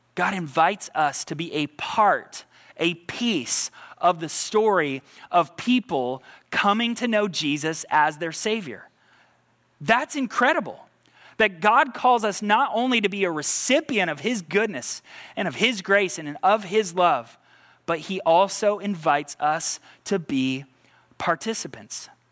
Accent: United States; American results-driven people

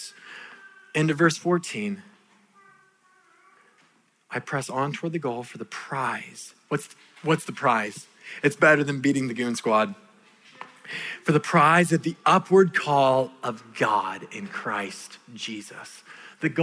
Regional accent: California, United States; moved away; my home country of California

